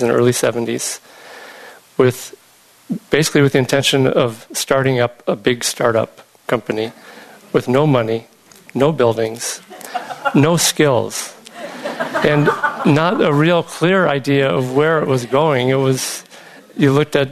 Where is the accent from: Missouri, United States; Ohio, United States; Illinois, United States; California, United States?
Illinois, United States; moved away; I was growing up in Illinois